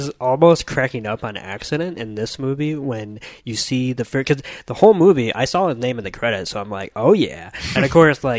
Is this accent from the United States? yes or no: no; United Kingdom; as a British TV nerd